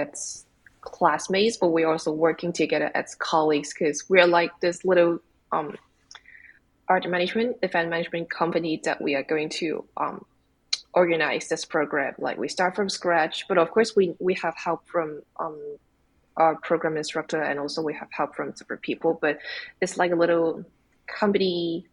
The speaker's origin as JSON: {"language": "English", "country": "Hong Kong", "moved": "as an adult", "lives_now": "Toronto, Canada", "said": "I came from Hong Kong. And when I was in Hong Kong, I used to work in commercial galleries"}